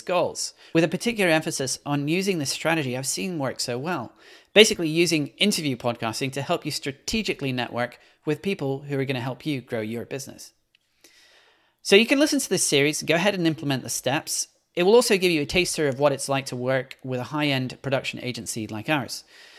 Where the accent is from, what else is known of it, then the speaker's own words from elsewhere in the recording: Belgium; also born or lived in Scotland / London; now in New York, United States; If you're wondering about my hard-to-place accent, I'm originally from Scotland, but was born and grew up in Belgium before moving to London, and I currently reside in New York.